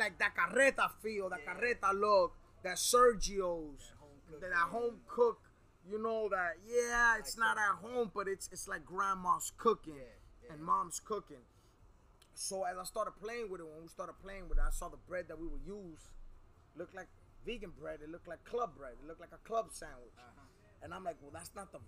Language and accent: English; New York City, New York, United States; also born or lived in Queens, New York / Woodhaven, New York; now in Miami area, United States; I'm a New Yorker. I'm from Brooklyn